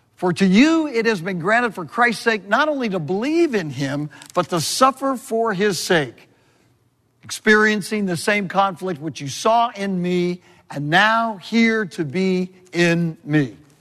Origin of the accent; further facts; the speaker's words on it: Southern California, United States; moved away; I'm from Southern California